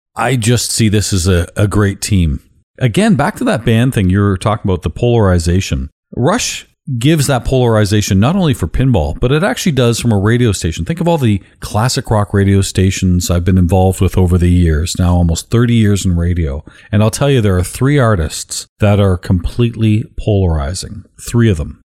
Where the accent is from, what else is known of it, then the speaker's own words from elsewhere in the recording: Canada; being Canadian